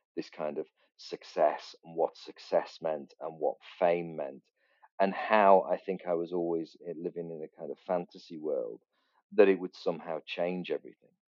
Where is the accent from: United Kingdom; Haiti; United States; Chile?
United Kingdom; near Liverpool, North West England; we grew up near Liverpool